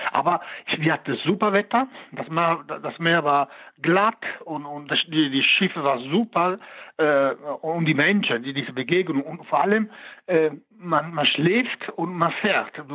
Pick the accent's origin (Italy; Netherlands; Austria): Italy; moved away; als Italiener, ich beherrsche die, die, die, die Sprache